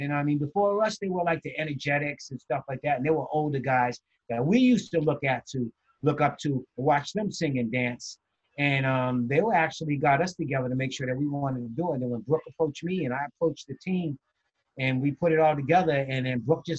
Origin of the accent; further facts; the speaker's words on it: Boston, Massachusetts, United States; because we all was from Mass Ave, and one of the things with me is I was raised in Cathedral Projects, but my mom and them owned a home.